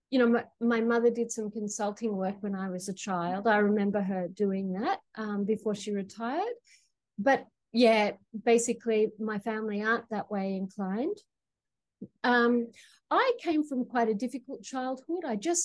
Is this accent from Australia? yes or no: yes; Australia; now in Queensland, Australia; I'm calling from Gubbi Gubbi Country in Queensland. So as you can tell, I am from down under.